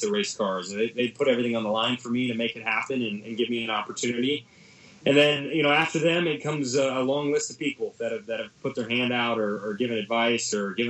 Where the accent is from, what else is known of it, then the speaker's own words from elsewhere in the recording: United States; being an American